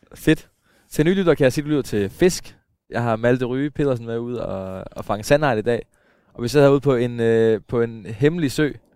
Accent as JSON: {"language": "Danish", "area": "Mossø", "region": "Central Denmark Region", "country": "Denmark", "tie": "born or raised there", "said": "jeg voksede op omkring Mosø"}